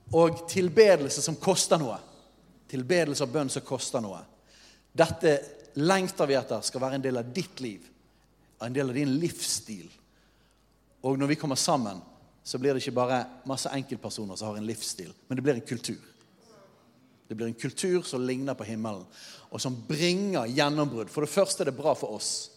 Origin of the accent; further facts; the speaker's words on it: Norway; vi som nordmenn